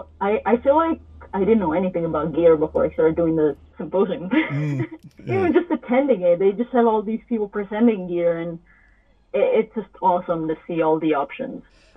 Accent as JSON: {"language": "English", "country": "Italy", "also_born_or_lived": "Boston", "moved": "as an adult", "said": "I'm from Italy and I wanted to make a career with music. So I went to Berklee College of Music in Boston."}